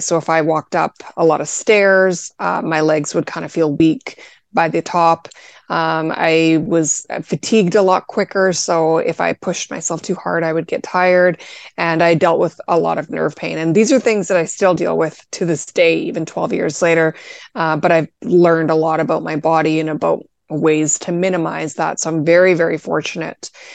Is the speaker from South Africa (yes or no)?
no; Canada; I'm actually Canadian